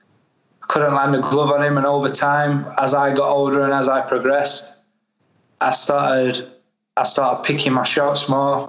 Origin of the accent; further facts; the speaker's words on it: Sheffield, Yorkshire and the Humber, United Kingdom; I'm from Sheffield